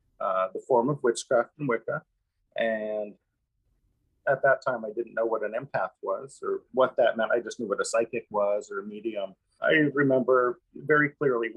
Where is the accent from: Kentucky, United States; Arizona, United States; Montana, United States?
Montana, United States; Missoula; moved away as an adult; now in Kauai, United States; born and raised in Missoula, Montana, lovely place.